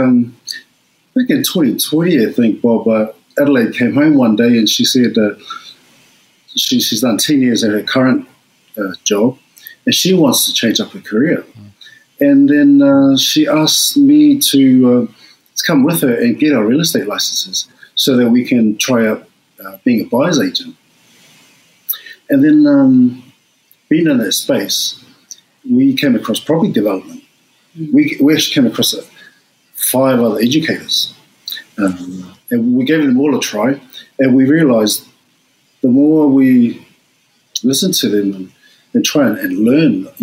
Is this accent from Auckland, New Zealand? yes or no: yes; Auckland, New Zealand; moved away as an adult; also born or lived in Tonga (parents) / Sydney, Australia; now in Australia; I grew up in Auckland